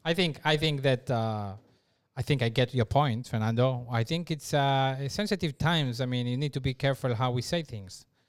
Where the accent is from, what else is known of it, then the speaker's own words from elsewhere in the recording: Israel; moved away; I come from Israel